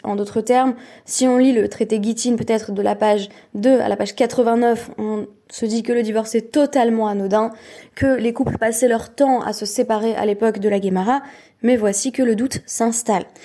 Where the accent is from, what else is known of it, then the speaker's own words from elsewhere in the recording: Perpignan, Occitania, France; moved away; je suis sur le point de quitter Perpignan, ma ville natale